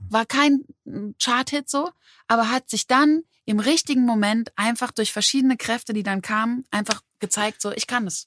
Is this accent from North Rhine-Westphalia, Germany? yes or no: no; Berlin, Germany; also born or lived in Mannheim; so bin ich eben mit elf in Berlin gelandet und hier groß geworden. Genau, in Mannheim geboren